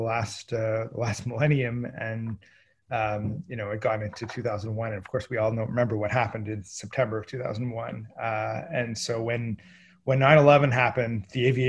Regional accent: Kingston, Ontario, Canada; moved away; also born or lived in Montreal; I'm originally from Kingston, Ontario. So it was going home for me.

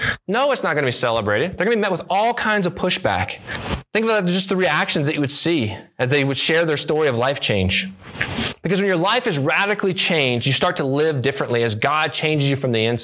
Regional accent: near Charlotte, North Carolina, United States; I grew up near Charlotte, North Carolina

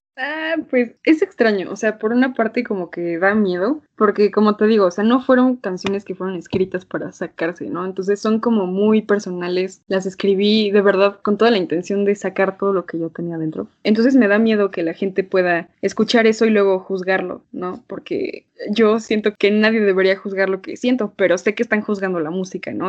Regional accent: Toluca, State of Mexico, Mexico; moved away as an adult; now in Mexico City, Mexico; soy de Toluca, lo lamento, pero pues aquí crecí, ahorita estoy viviendo en la Ciudad de México

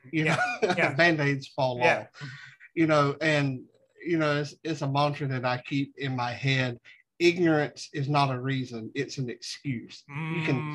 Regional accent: Southern United States, United States; I'm a Southerner, so I'm dumb by nature

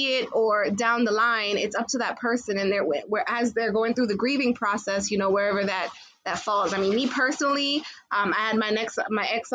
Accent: Jamaica; I am Jamaican

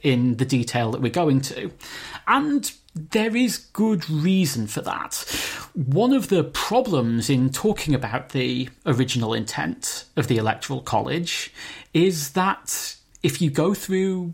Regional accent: United Kingdom; growing up in Britain

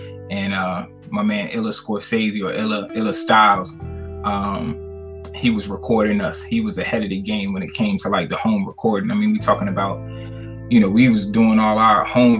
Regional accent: New York, United States; now in Richmond, United States; Yeah, I mean, I'm originally from New York, but I've been down here for probably maybe a little more than 30 years. So I definitely, you know, definitely have my roots in Richmond. I consider myself a Richmonder more so than anything.

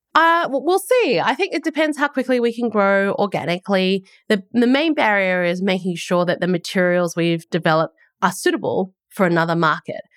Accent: Australia; moved away as an adult; also born or lived in United States; now in New Zealand; I'm an Aussie, um, and that's where I grew up

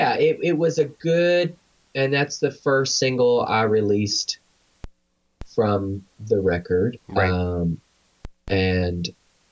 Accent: Arkansas, United States; But we're both from Arkansas

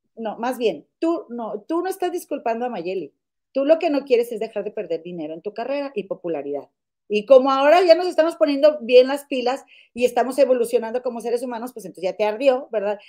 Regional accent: Monterrey, Nuevo León, Mexico; now in Chicago, United States; yo vivo en Chicago, pero las dos somos mexicanas de Monterrey

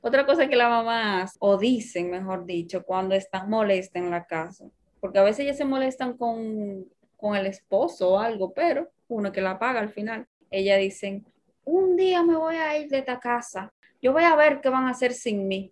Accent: Dominican Republic; somos de República Dominicana

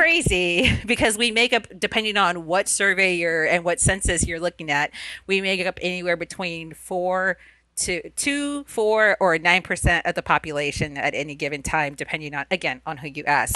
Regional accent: Immokalee, Florida, United States; first language Spanish; English is a second language; I'm originally from a tiny little town in South Florida called Immokalee.

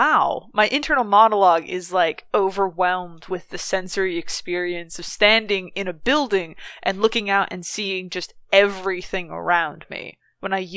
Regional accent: United States; As an American, as an American

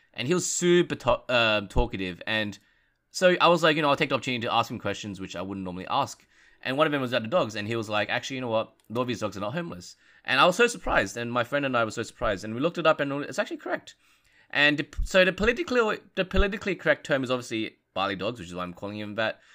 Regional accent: Australia; As an Australian

